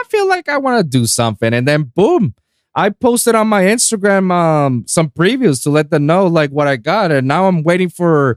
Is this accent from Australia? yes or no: no; Puerto Rico; moved away; my hometown in Puerto Rico